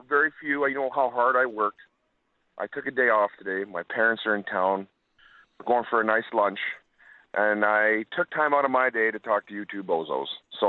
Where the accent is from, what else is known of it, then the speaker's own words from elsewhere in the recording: Winkler, Manitoba, Canada; I did, buddy. I lived close to Winnipeg.